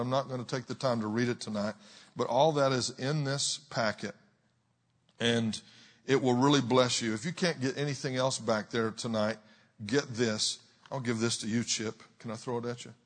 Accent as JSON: {"language": "English", "region": "Texas", "country": "United States", "said": "I'm from the south. I'm from Texas"}